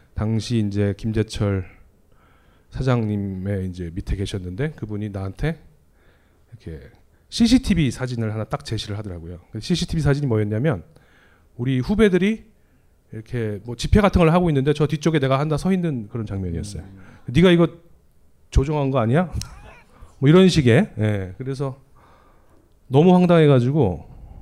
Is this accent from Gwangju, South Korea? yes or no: no; Seoul, South Korea; 제가 그 강남 출신이에요. 서울고등학교 나왔거든요. 서초동에 있어요